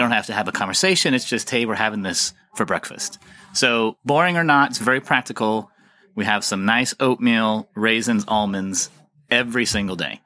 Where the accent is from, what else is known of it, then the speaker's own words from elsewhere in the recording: United States; moved away as an adult; now in Copenhagen, Denmark; I'm an American, uh, engineer and social scientist